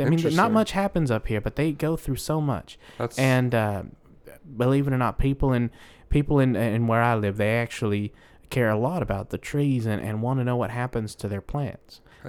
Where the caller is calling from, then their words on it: Massachusetts, United States; Well, I'm actually calling from Massachusetts, and I was wondering.